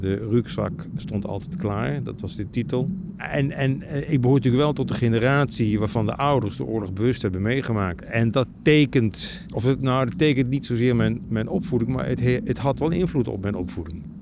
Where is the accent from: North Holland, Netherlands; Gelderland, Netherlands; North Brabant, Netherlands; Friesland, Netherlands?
Gelderland, Netherlands; Nijmegen; ik ben geboren in Nijmegen